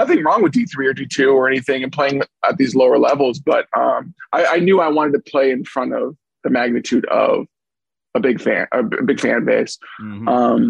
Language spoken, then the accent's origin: English; Minneapolis, Minnesota, United States; now in Los Angeles, United States; I'm from Minneapolis, Minnesota. So I grew up watching the Big Ten